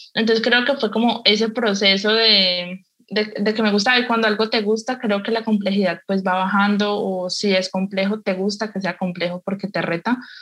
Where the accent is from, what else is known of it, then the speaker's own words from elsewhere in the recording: Cali, Valle del Cauca, Colombia; soy caleña